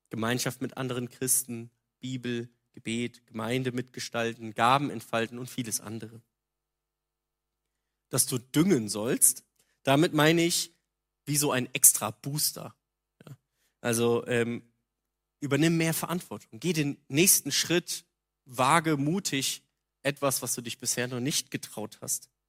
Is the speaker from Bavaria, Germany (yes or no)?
no; North Rhine-Westphalia, Germany; Also ich komme aus der Nähe von Köln, da gab es das.